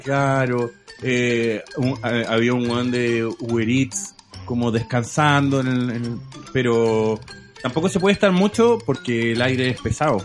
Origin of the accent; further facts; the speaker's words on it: Chile; yo crecí en el Chile 1990